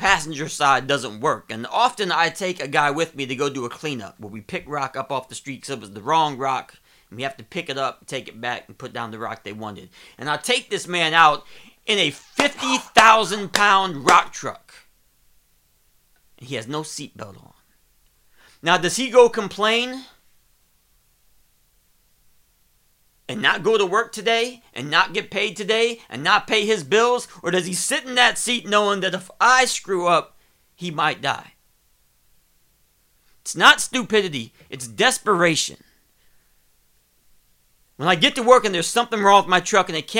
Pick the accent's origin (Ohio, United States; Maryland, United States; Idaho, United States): Ohio, United States; I'm from Ohio